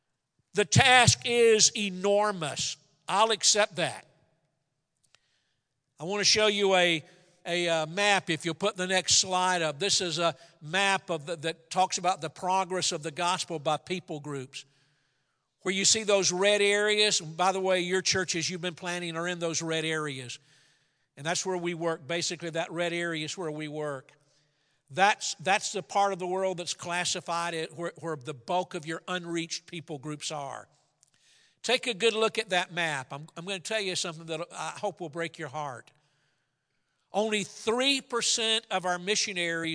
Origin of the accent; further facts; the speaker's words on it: Atlanta, Georgia, United States; I grew up in Atlanta, Georgia.